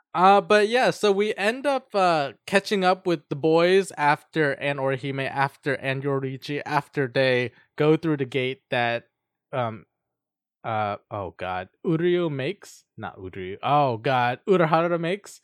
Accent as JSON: {"language": "English", "country": "United States", "said": "I'm just an American"}